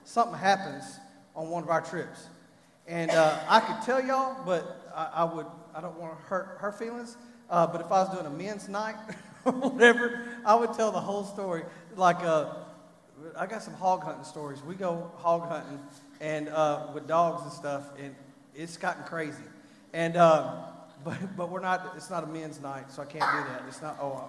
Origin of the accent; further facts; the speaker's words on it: Texas, United States; I'm from Texas